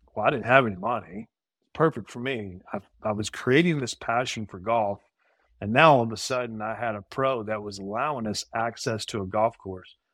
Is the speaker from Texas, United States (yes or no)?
yes; Brenham, Texas, United States; I'm from Brenham